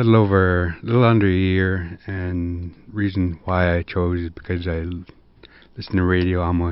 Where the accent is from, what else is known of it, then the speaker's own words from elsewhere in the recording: Mountain Village, Alaska, United States; now in Bethel, United States; originally from Mountain Village, but living here in Bethel since 2005.